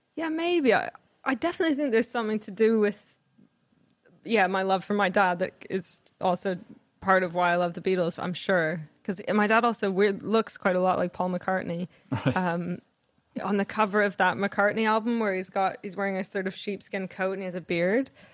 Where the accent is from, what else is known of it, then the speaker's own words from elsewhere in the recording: Canada; I grew up in Canada